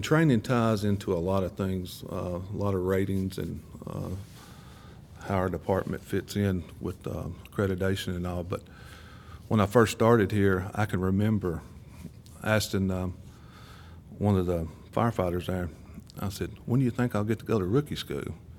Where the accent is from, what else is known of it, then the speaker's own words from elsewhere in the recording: Murfreesboro, Tennessee, United States; I've lived here all my life